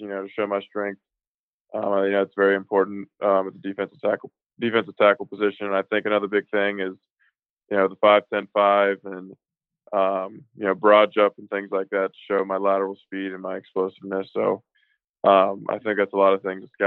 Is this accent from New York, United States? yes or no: no; Richmond, Virginia, United States; I'm from the Richmond, metro area, kind of that area, like Patrick Henry High School